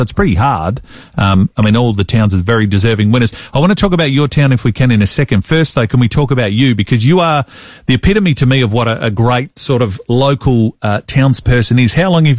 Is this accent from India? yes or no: no; Millicent, South Australia, Australia; I love my hometown